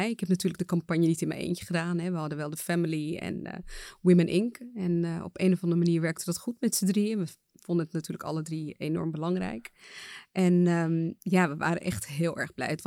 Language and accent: Dutch; Suriname; Ik kom zelf uit Suriname en ik weet dat daar gewoon echt een nationale feestdag is.